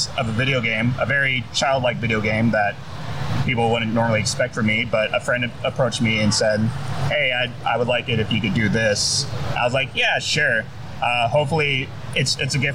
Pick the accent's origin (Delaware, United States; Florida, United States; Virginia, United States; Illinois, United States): Florida, United States; Broward County, South; I am from South Florida, Broward County area